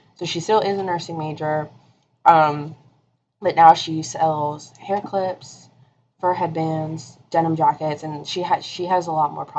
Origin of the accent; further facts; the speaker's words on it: Florida, United States; moved away as an adult; I'm from Florida